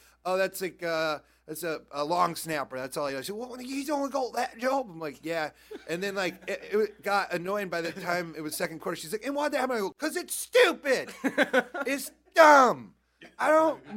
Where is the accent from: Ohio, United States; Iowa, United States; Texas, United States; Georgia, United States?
Iowa, United States; I grew up in Iowa